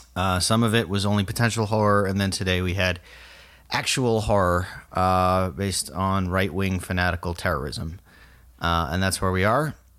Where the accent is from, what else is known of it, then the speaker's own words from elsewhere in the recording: South Florida, United States; I'm from South Florida.